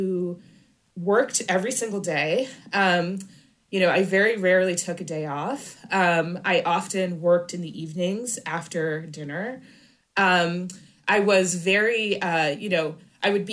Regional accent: Michigan, United States; moved away; I'm actually from Michigan

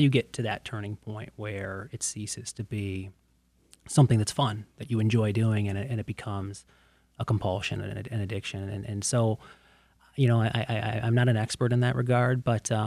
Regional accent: Canton, Michigan, United States; also born or lived in Plymouth Township, Michigan; I grew up in the Plymouth-Canton community

